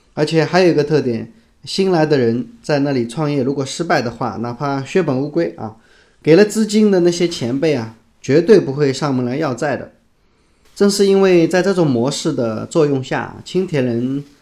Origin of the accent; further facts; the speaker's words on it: China; 我们中国人